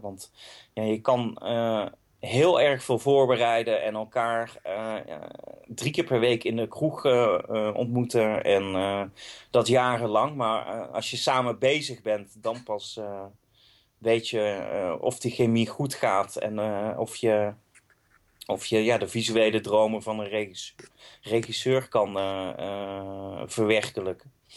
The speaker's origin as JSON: {"language": "Dutch", "town": "Eindhoven", "region": "North Brabant", "country": "Netherlands", "tie": "born or raised there", "moved": "yes", "lives_now": "Amsterdam, Netherlands"}